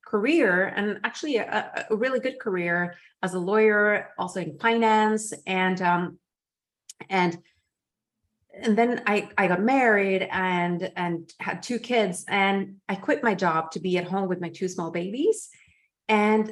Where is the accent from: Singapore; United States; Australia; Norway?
Norway; moved away; also born or lived in Geneva; in Norway, in my home country. I was living in Geneva